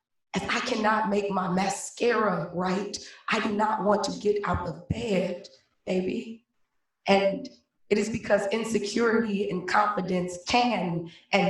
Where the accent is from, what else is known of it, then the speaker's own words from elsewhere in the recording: Cleveland, Ohio, United States; Born and raised in Cleveland, Ohio